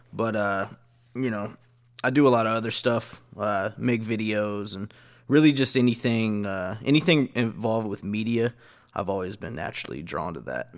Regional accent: Dallas–Fort Worth area, Texas, United States; I usually just go with Dallas

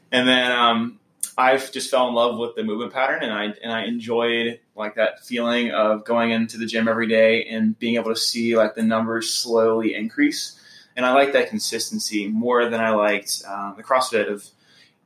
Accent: Mount Pleasant, South Carolina, United States; I'm originally from the Charleston area. I grew up in Mount Pleasant

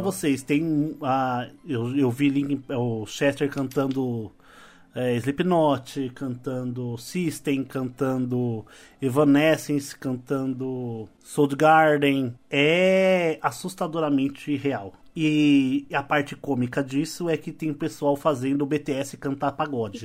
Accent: São Paulo, Brazil; Nós todos somos paulistas aqui

